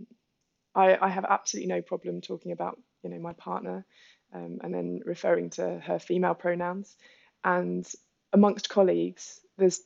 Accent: London, United Kingdom; as a Londoner walking through the streets of Soho

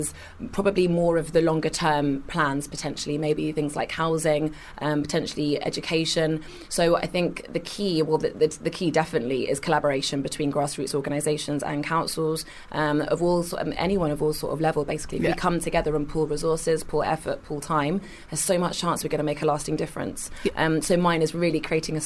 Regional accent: Kingston upon Thames, London, United Kingdom; I was born in Kingston in Surrey, went to uni

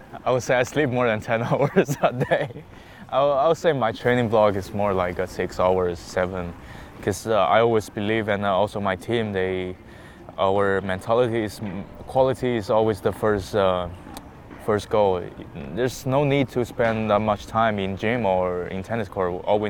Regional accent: Hangzhou, Zhejiang, China; okay, where's my hometown? I said Hangzhou, and he said, oh, there's a very good lake, West Lake, and also Alibaba is from there.

